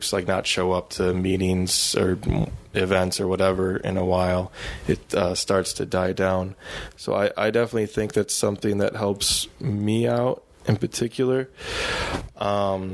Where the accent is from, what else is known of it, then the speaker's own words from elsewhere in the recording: Detroit, Michigan, United States; moved away as an adult; now in San Antonio, United States; I'm originally from Michigan, grew up around Detroit, and then I moved to San Antonio, Texas about 2.5 years ago